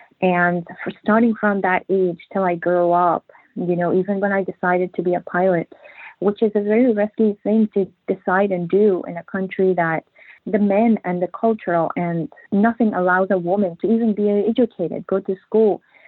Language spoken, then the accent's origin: English; Afghanistan; It was very difficult. You know, sometimes even telling this story, even writing the book, it was very emotional time for me. It was like a nightmare thinking about all that stuff. In Afghanistan